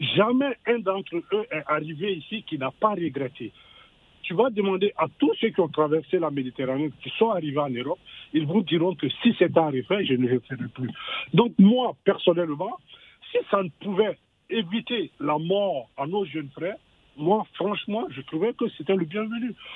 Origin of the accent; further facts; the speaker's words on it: Côte d’Ivoire; moved away; je suis né, je suis né en Côte d'Ivoire